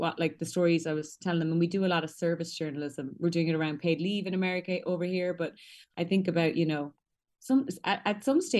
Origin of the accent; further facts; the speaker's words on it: Ballincollig, Munster, Ireland; We all grew up, went to Scullbarra, went to Ballincollig Community School.